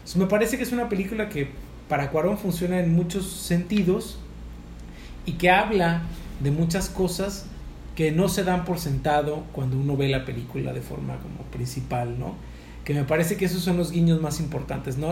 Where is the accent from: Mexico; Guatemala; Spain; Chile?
Mexico